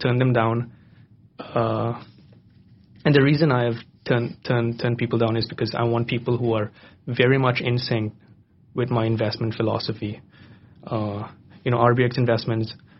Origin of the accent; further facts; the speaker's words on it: Bangkok, Thailand; also born or lived in London, United Kingdom; I was born and raised in Bangkok